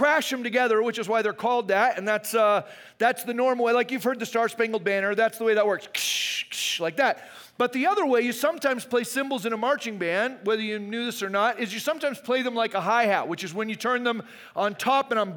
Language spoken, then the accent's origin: English; Arizona, United States; I grew up in Arizona